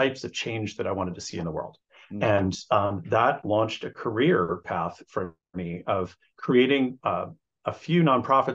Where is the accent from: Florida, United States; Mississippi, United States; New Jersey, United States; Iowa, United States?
New Jersey, United States; I grew up in New Jersey in the 70s and 80s